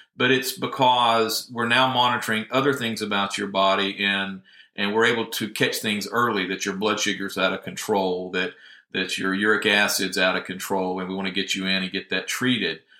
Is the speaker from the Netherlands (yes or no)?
no; Northwest Georgia, United States; moved away as an adult; now in Tennessee, United States; originally from Northwest Georgia.